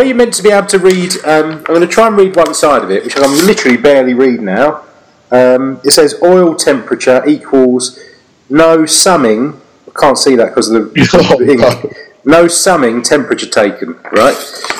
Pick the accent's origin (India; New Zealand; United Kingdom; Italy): United Kingdom; Being the British man I am